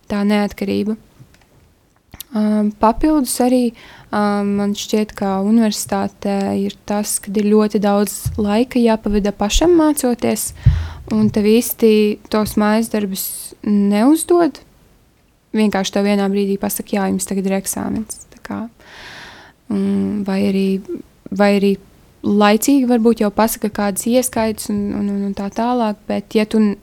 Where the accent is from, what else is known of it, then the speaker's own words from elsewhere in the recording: Kuldīga, Kurzeme, Latvia; moved away as an adult; now in Riga, Latvia; es nāku no Kuldīgas, mazas pilsētas, un tad es iebraucu Rīgā